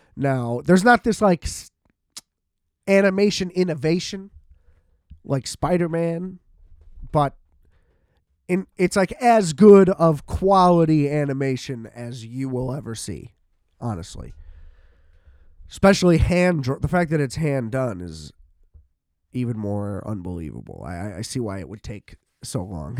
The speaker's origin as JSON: {"language": "English", "country": "United States", "said": "as an American"}